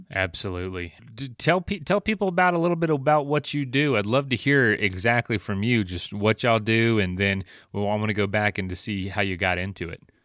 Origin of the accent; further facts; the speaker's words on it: Florida, United States; moved away; I'm from Florida originally